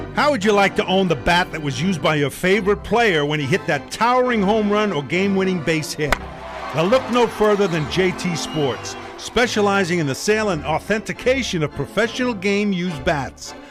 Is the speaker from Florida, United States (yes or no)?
no; New York City, New York, United States; Mickey Mantle was my uh, hero as a kid growing up in Brooklyn